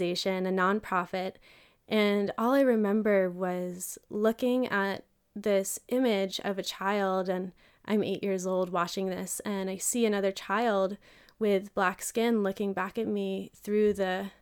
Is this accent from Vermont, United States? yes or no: yes; Vermont, United States; I grew up in an all-white town in Vermont